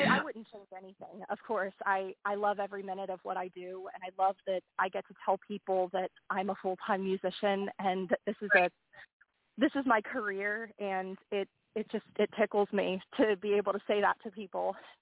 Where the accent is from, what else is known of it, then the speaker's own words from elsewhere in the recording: Pittsburgh, Pennsylvania, United States; Pittsburgh, which is my hometown.